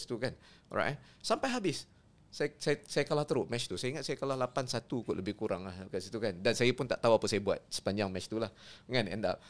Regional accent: Kedah, Malaysia; saya orang Kedah lah kan. Hmm. Saya orang Kedah

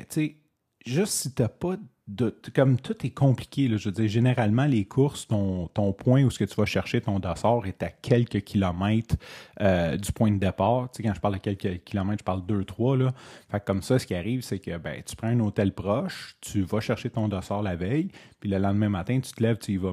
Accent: Montreal, Quebec, Canada; je suis un Montréalais

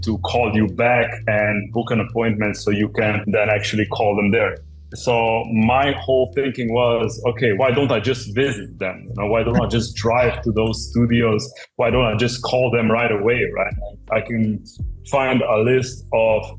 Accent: Slovenia; I'm from Slovenia

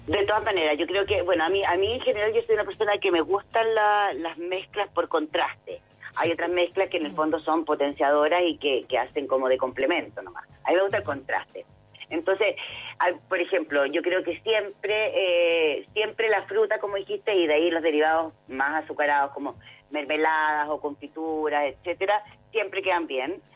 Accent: Chile; como chileno

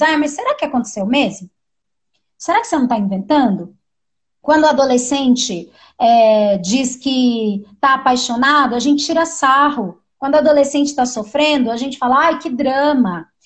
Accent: São Paulo, Brazil; also born or lived in Montanha, Espírito Santo / São João do Sobrado, Espírito Santo; Depois a gente foi morar numa ocupação que tem aqui no nosso território também, que é onde meus pais moram até hoje. E nessa ocupação foi onde eu cresci

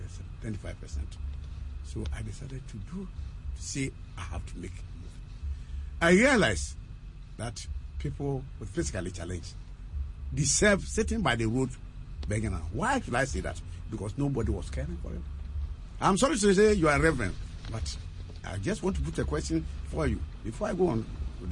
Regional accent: Offinso, Ashanti, Ghana; from Ofenso

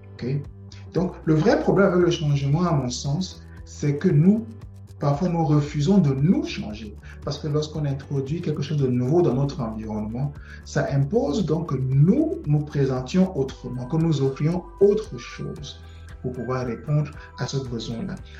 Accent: Cameroon; moved away as an adult; now in Canada; Cameroun, mon pays d'origine, qu'au Canada, où euh, je réside actuellement

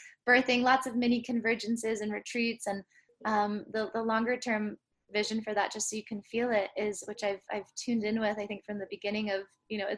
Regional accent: San Francisco, California, United States; growing up in San Francisco

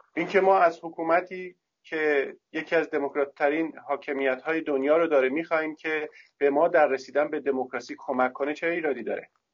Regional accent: Iran; also born or lived in Tehran; من به عنوان یک ایرانی

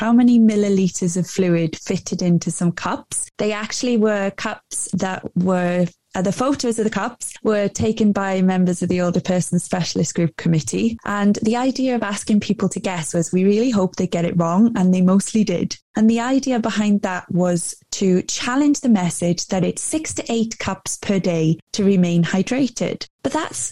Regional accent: Wales, United Kingdom; moved away as an adult; now in England, United Kingdom; I grew up in Wales

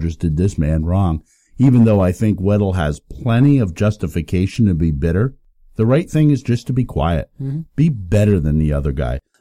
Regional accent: Hudson Valley, New York, United States; We grew up in the Hudson Valley between the Catskills

